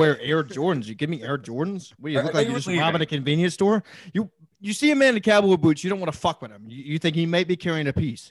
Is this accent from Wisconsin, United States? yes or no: no; Texas, United States; moved away; also born or lived in Connecticut; Growing up in Texas, I never wore a pair of boots. I didn't wear my first pair of boots until I moved to Connecticut.